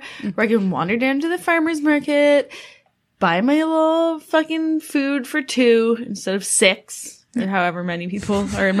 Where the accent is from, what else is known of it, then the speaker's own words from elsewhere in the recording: Stittsville, Ontario, Canada; also born or lived in Elmer; We grew up in Stittsville. Mm. Like I grew up in Elmer and then we moved to Stittsville.